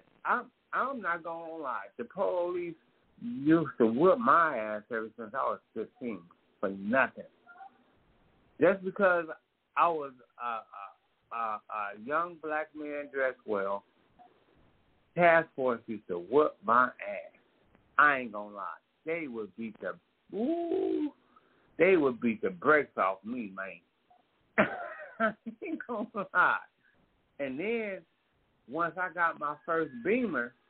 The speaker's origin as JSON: {"language": "English", "town": "Oakland", "region": "California", "country": "United States", "tie": "born or raised there", "said": "being from East Oakland"}